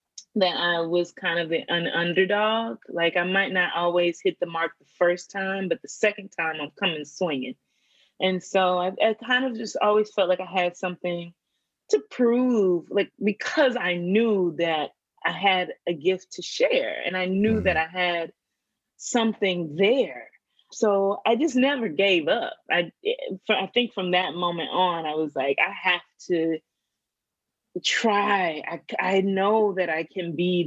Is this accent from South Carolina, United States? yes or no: yes; Simpsonville, South Carolina, United States; also born or lived in Georgia; I grew up in South Carolina, a small town called Simpsonville